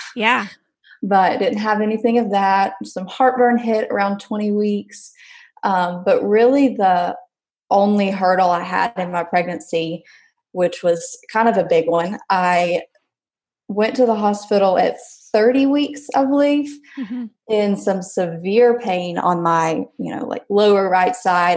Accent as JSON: {"language": "English", "region": "Alabama", "country": "United States", "said": "I'm from Alabama"}